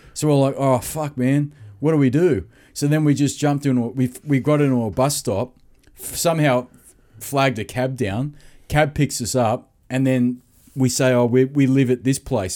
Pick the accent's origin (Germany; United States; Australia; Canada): Australia; Sydney, New South Wales; I'm from Sydney